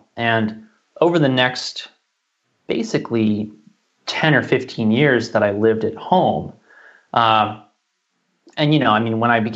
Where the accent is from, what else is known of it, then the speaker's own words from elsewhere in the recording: New York City, New York, United States; I was born in Manhattan, which has a pretty gnarly environment for those who don't know